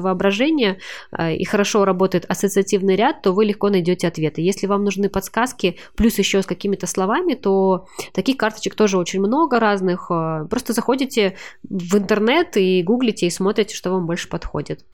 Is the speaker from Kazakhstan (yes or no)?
yes; Kazakhstan; я из Казахстана